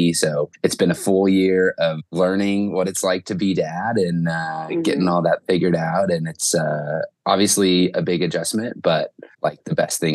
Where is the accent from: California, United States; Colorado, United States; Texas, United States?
Colorado, United States; Western; also born or lived in Grand Junction, Colorado; We're both from Western Colorado. Montrose is where Dennis lives and I live in Grand Junction.